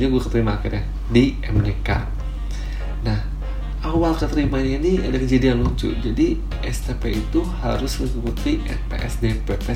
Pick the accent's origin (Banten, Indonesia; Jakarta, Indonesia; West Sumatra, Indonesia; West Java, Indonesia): West Java, Indonesia; Bandung; Gue lahir di Bandung, gue asli orang Bandung gue anak pertama dari dua bersaudara